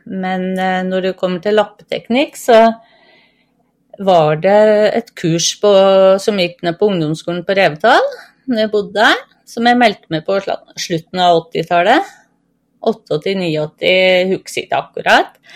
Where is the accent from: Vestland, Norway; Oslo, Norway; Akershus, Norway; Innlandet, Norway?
Innlandet, Norway; Gausdal; moved away; also born or lived in Vestfold; 57 eh, år. Jeg er født og oppvokst i Gausdal, men har bodd 15 eh, år i Vestfold.